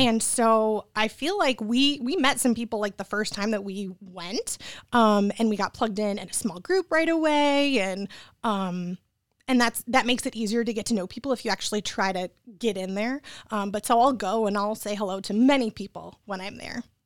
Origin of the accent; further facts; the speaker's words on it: Troy, Michigan, United States; also born or lived in Royal Oak, Michigan / East Lansing, Michigan / Lake Orion, Michigan; I was born in Royal Oak, and then I grew up in Troy